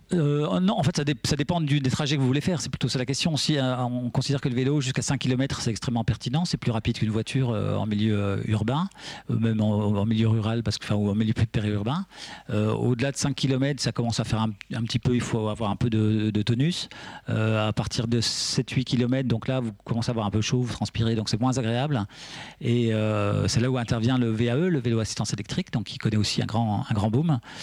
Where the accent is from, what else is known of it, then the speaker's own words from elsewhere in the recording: Vosges, Grand Est, France; now in Picardie, France; Moi, je suis né dans les Vosges, donc euh, on avait vraiment de la, neige et des hivers